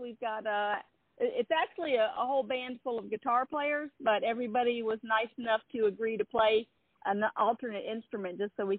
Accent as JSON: {"language": "English", "town": "Tallahassee", "region": "Florida", "country": "United States", "said": "I'm from Tallahassee, Florida, which is where I'm speaking to you from right now. I just spent some summers in Shelbyville."}